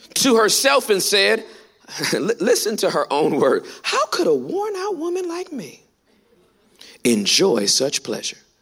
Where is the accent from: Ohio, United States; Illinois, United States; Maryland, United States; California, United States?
California, United States; now in Texas, United States; I'm from California, born and raised.